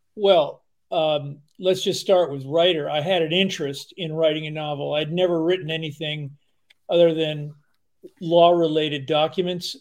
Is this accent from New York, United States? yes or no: yes; outside of New York, United States; moved away as an adult; now in Vermont, United States; I grew up outside of New York